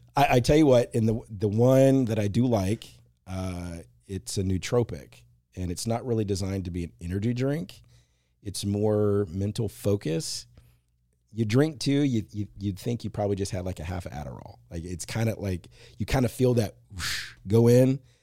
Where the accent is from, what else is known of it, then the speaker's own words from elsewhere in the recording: Marshall, Texas, United States; moved away; two in Marshall where I grew up